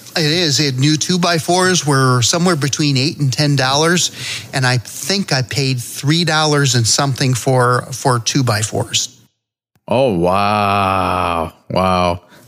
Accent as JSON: {"language": "English", "region": "Connecticut", "country": "United States", "said": "I'm I'm from Connecticut"}